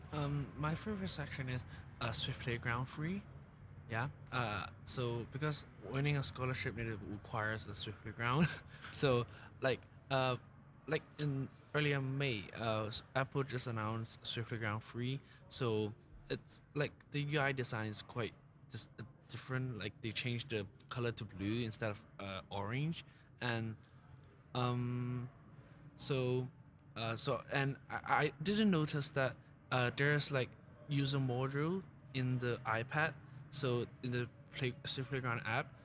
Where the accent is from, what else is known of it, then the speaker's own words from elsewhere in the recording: Hong Kong; moved away; I'm from Hong Kong